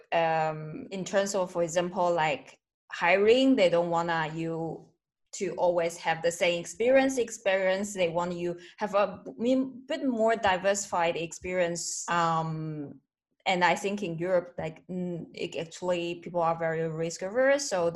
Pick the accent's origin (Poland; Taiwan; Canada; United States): Taiwan; I'm from Taiwan